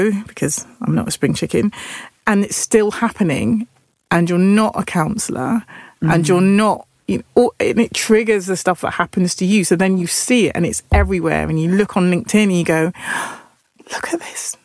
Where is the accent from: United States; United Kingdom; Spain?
United Kingdom; Nottingham, East Midlands; I'm from Nottingham